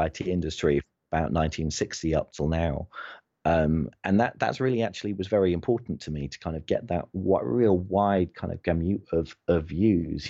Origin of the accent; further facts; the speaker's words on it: United Kingdom; I'm British